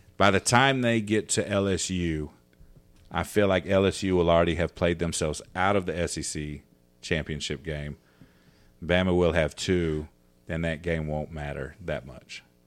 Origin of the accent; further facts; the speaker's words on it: Arizona, United States; I was born in Arizona